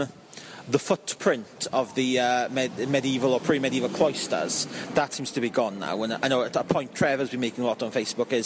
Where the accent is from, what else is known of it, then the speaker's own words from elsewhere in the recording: Swansea, Wales, United Kingdom; In my hometown of Swansea